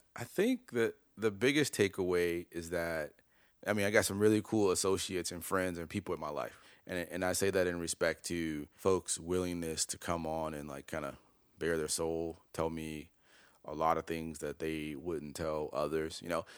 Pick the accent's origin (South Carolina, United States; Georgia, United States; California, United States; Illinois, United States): Illinois, United States; Chicago; also born or lived in Detroit; I grew up in Chicago